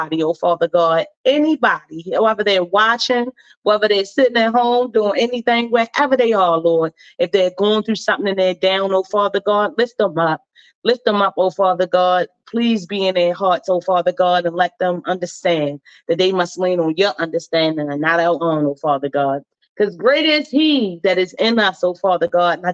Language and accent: English; Baltimore, Maryland, United States; I'm born and raised in Baltimore City